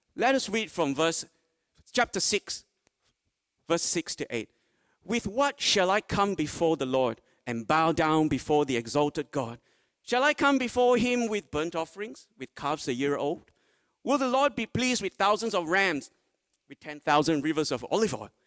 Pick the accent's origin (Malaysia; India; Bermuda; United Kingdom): Malaysia; now in Port Lincoln, Australia; Originally, I was born in Malaysia